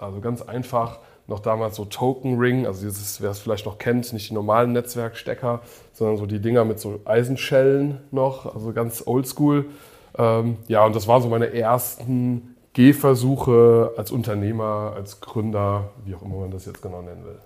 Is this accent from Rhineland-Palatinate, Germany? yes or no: yes; Koblenz, Rhineland-Palatinate, Germany; first language English; German is a second language; bei uns in Koblenz